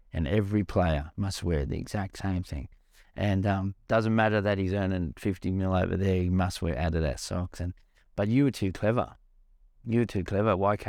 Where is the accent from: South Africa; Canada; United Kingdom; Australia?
Australia; even me, mate, like being an Australian kid, to not know some of the stuff I now know, was it's horrible to think that how people were treated in our country